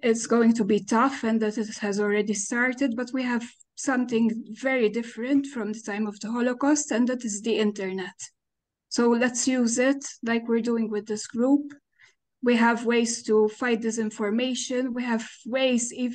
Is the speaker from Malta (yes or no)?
yes; Malta; I'm Maltese. I'm from Malta.